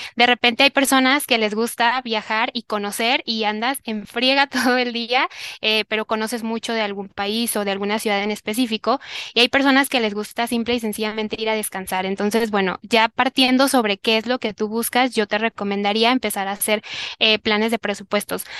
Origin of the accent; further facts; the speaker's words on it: Tepatitlán, Jalisco, Mexico; now in Guadalajara, Mexico; de donde yo soy, que es de Tepatitlán, Jalisco, que es como una hora de aquí